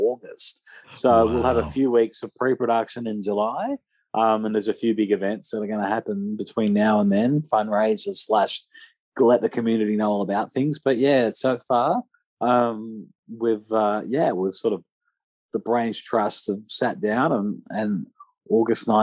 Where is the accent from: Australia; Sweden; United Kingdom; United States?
Australia; accent: Aussie